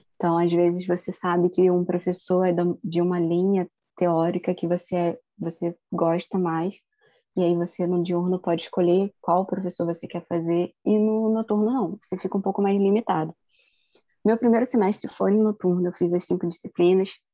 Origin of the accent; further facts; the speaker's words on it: Rio de Janeiro, Brazil; sou de Campo Grande, zona oeste do Rio de Janeiro